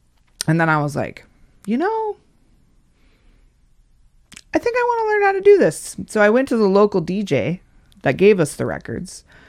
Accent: Casper, Wyoming, United States; Casper, Wyoming.

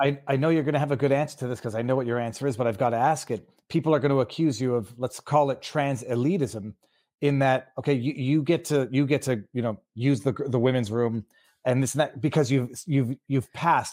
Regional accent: Canada; I'm from Canada where you don't mention that you own a gun

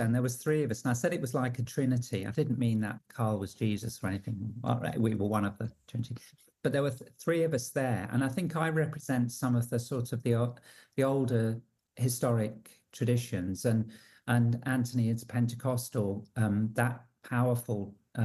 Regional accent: England, United Kingdom; accent: English; moved away as an adult; also born or lived in Australia; now in Sydney, Australia; I'm English, you can tell from my accent, and I was there for about 40 years, and I was ordained there, brought up in the Anglican Church

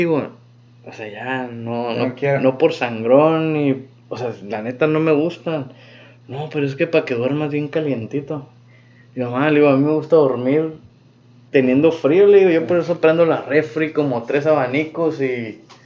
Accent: Mexico; nosotros como mexicanos

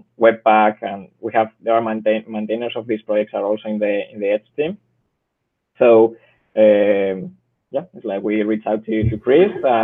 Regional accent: Spain; English is a second language; I'm from Spain

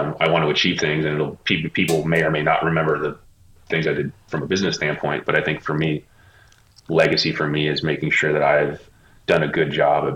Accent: Bay Area, California, United States; moved away as an adult; now in Los Angeles, United States; I'm from the Bay Area. I grew up there, and I lived there pretty much my whole entire life. And I moved down to LA about 15 years ago

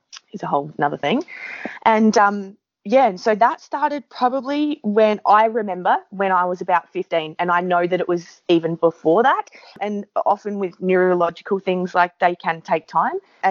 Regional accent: Adelaide Hills, South Australia, Australia; So I was born in the Adelaide Hills

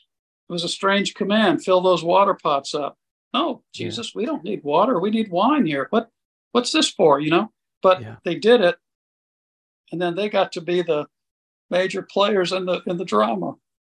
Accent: India; went back to growing up in India as a missionary kid and being sent away to a missionary boarding school and being separated from my mom and dad for 8 or 9 months out of the year

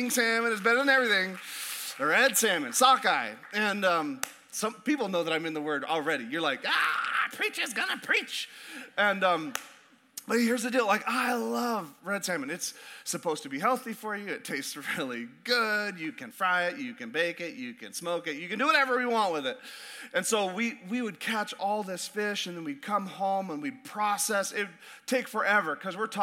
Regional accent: Alaska, United States; born or raised there; moved away

